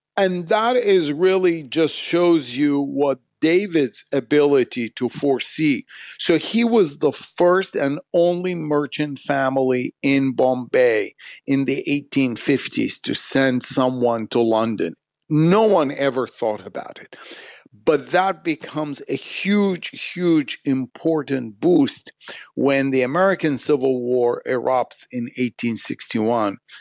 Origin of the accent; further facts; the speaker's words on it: Baghdad, Baghdad Governorate, Iraq; moved away; I was born in Baghdad, so I learned the language. Then Arabic was, in a way, my school, uh, what I was taught in Baghdad growing up.